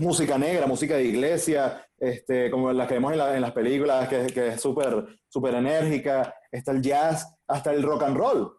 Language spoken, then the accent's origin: Spanish; Caracas, Capital District, Venezuela; yo crecí en la Candelaria